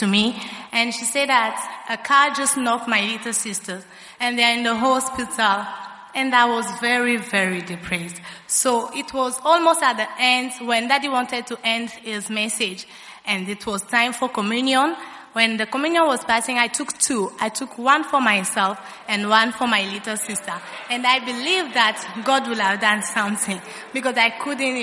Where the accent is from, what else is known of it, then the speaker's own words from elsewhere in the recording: Kinshasa, DR Congo; I'm from Congo, DRC, Kinshasa, precisely